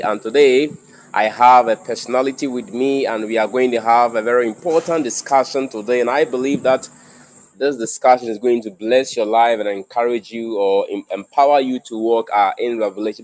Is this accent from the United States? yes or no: no; Ghana; I'm a Ghanaian